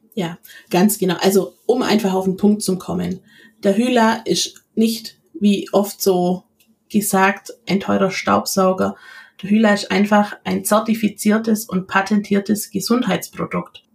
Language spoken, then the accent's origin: German; near Ulm, Baden-Württemberg, Germany; ich komme aus der Nähe von Ulm